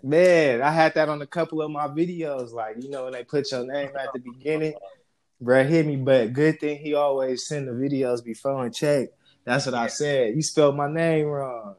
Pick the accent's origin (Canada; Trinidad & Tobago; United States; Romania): United States; Stockton, California; also born or lived in Las Vegas, Nevada; I was born in Las Vegas, raised in Stockton